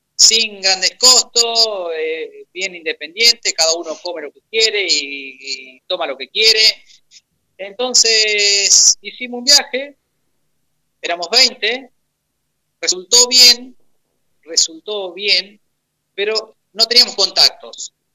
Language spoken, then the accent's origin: Spanish; Argentina; en el 2001 fue la gran crisis económica que sufrió nuestro país